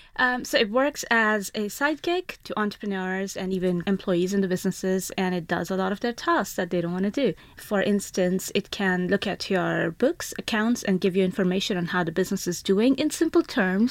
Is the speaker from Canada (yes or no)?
no; India; I grew up in India, and the school I went to had eighty students to one teacher